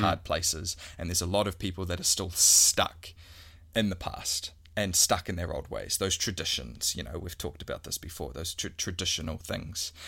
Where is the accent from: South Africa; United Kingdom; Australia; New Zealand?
New Zealand; we're a Kiwi